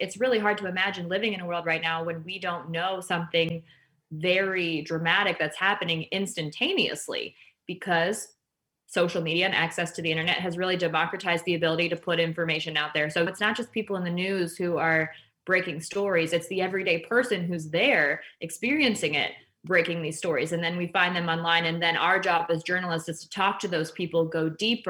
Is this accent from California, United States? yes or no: no; Canton, Ohio, United States; now in Cleveland, United States; I was born and raised in Canton, Ohio, which is about an hour south of Cleveland